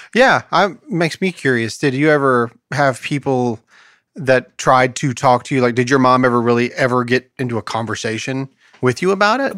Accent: United States; as an American

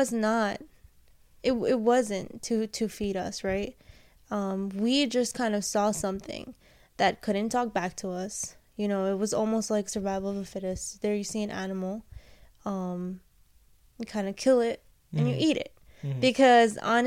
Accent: New York, United States; I'm a New Yorker.

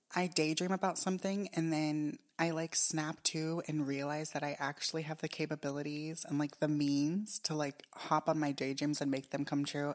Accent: Japan; moved away; when I was growing up in Japan

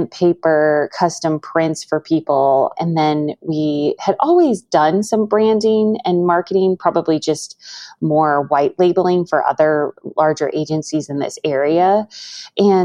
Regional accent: Missouri, United States; also born or lived in Chicago; moved back to my hometown in Missouri

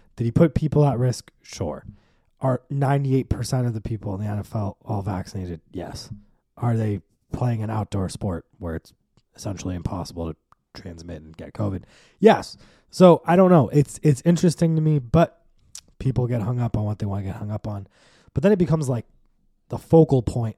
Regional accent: United States; we're American

